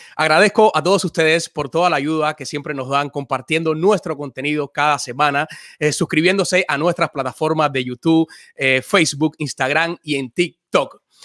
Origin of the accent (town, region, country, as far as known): Cuba; now in United States